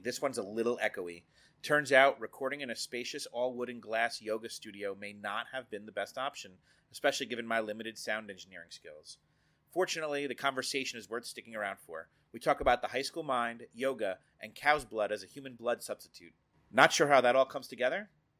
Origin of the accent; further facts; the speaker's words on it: Bergenfield, New Jersey, United States; We grew up together back in Bergenfield